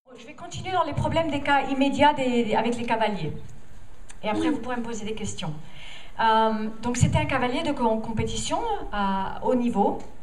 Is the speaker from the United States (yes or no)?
yes; United States; French is a second language; moved away; Je viens des États-Unis